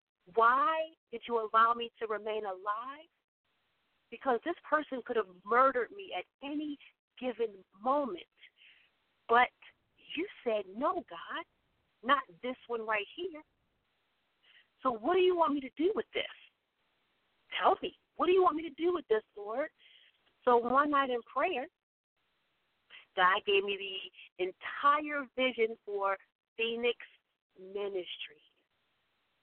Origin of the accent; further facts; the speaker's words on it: Baltimore, Maryland, United States; little old me from Hickory Street. I grew up in East Baltimore, in Washington.